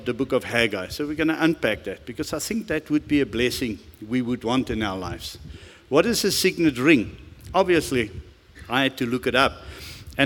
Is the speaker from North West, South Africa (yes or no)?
yes; Rustenburg, North West, South Africa; English is a second language; I grew up in Rustenburg, and the first English conversation of my life was as a 17 or 18-year-old boy getting to the mines